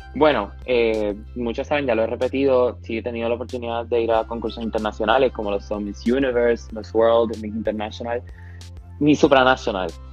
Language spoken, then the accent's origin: Spanish; Panama; also born or lived in Ponce, Puerto Rico; nací en Panamá en el 2004, me mudé a Puerto Rico a los 11 meses y medio, hasta mis 4 años